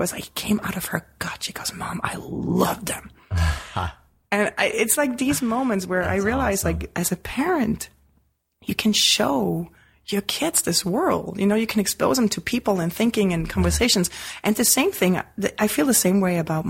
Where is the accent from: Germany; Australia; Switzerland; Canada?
Switzerland; moved away; as a kid growing up in Switzerland